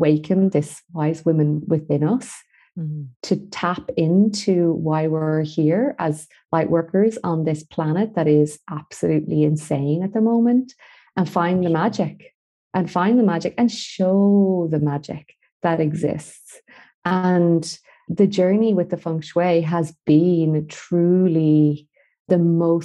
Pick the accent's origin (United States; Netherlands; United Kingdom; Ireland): Ireland; Galway, Connacht; moved away as an adult; also born or lived in Dublin; I was back in Galway, my hometown